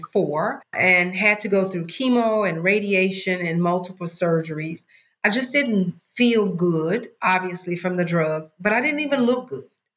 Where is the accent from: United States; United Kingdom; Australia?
United States; Mississippi; I'm from Mississippi